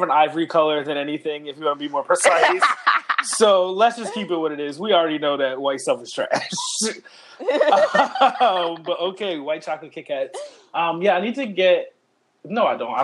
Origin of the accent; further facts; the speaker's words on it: Philadelphia, Pennsylvania, United States; We're from Philadelphia.